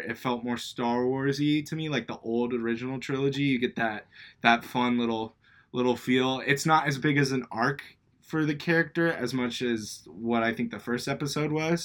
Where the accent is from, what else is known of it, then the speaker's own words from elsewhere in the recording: Beaverton, Oregon, United States; also born or lived in Portland, Oregon; both episodes have taken place partly in my hometown.